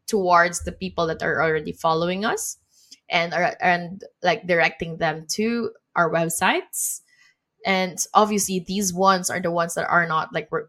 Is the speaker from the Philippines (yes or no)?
yes; Philippines; moved away; my home country in the Philippines.